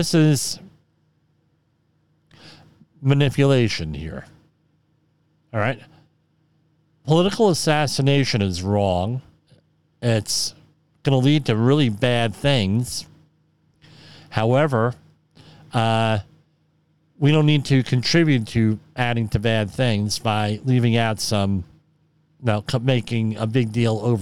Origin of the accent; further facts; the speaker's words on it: Woodbridge, New Jersey, United States; I grew up in Woodbridge